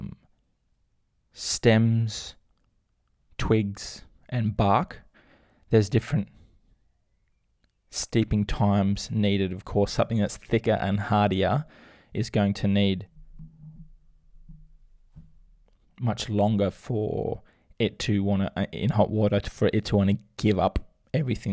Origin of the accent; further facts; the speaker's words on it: North Queensland, Australia; I'm from North Queensland myself